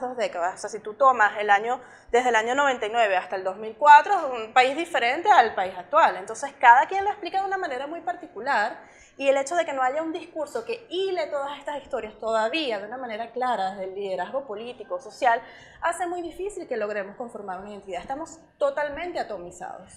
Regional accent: Venezuela; moved away as an adult; now in Ireland; como diáspora venezolana

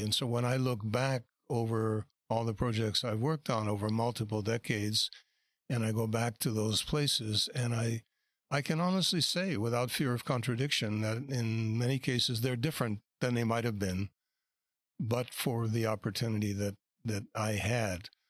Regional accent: New York City, New York, United States; moved away as an adult; also born or lived in Europe; now in Toronto, Canada; I was born in 1944 in New York City. I lived in a number of cities in the US and Europe and moved to Toronto in 1968

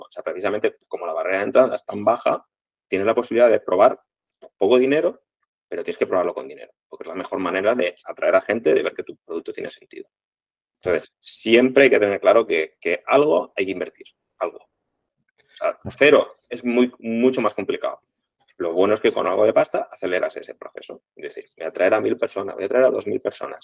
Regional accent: Crevillent, Valencian Community, Spain; somos de Crevillén, somos de la ciudad de la alfombra, lo llevamos en el ADN

